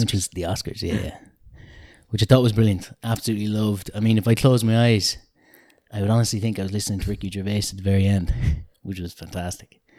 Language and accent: English; Mullingar, Westmeath, Ireland; from my hometown of Mullingar